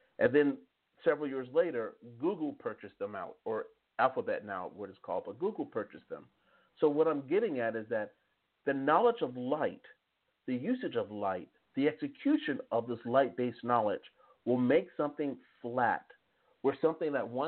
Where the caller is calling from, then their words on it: Strasbourg, Grand Est, France; like for example, I'm calling from Strasbourg, France. Most people have no idea where Strasbourg, France is.